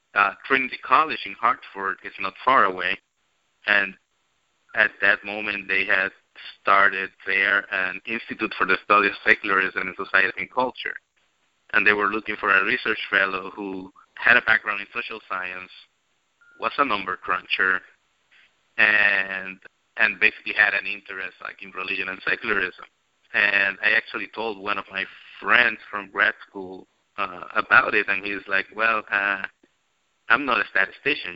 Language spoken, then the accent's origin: English; Puerto Rico; growing up in Puerto Rico, I went to Catholic schools